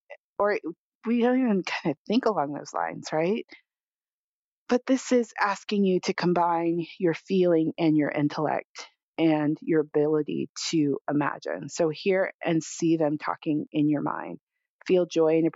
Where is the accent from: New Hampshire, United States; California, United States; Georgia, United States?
California, United States; I grew up in California